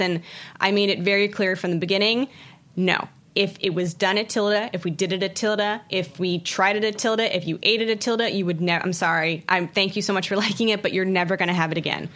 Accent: outside of Baltimore, Maryland, United States; moved away as an adult; also born or lived in San Francisco / Washington D.C.; now in New York City, United States; I grew up outside of Baltimore in a really, really small farming community.

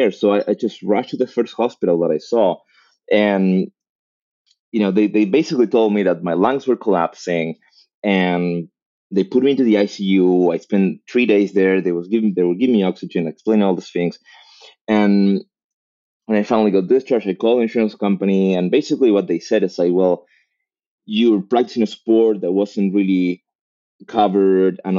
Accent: Argentina; moved away as an adult; also born or lived in Mexico; now in Los Angeles, United States; I was born in Argentina.

